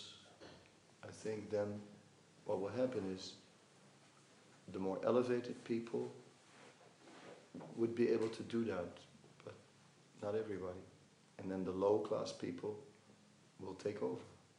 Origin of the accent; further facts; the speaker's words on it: Amsterdam, North Holland, Netherlands; I'm from Amsterdam.